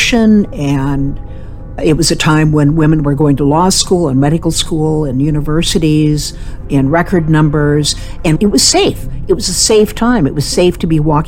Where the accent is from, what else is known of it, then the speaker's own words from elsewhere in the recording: Oregon, United States; now in Seattle, United States; I live in Seattle. I grew up in Oregon